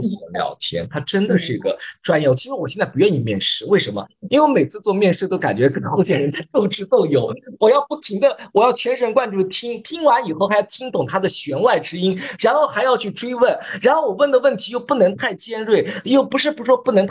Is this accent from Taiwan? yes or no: no; Hefei, Anhui, China; accent: Hefei dialect; 用我们合肥话讲